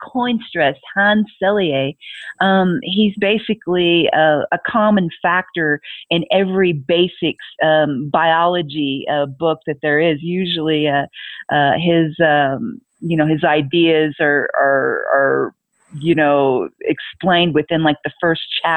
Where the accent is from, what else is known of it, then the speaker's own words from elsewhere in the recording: United States; moved away as an adult; in the U.S. since, you know, that is my native country.